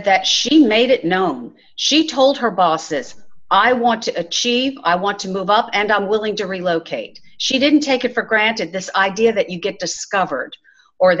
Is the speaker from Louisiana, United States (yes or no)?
yes; New Orleans, Louisiana, United States; moved away as an adult; now in Texas, United States; I'm born and raised in New Orleans, Louisiana, but I've been in Texas a long time.